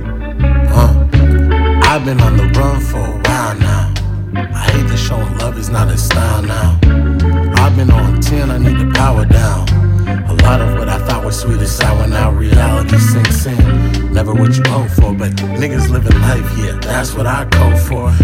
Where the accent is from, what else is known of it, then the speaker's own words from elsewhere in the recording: San Francisco, California, United States; I'm from, I'm from San Francisco, California. I'm from Fillmore, Uptown.